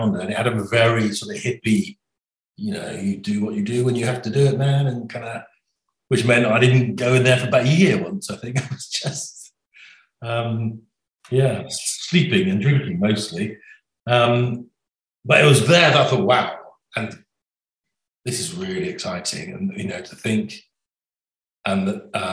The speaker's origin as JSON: {"language": "English", "area": "Somerset", "region": "South West England", "country": "United Kingdom", "tie": "born or raised there", "said": "growing up in Somerset."}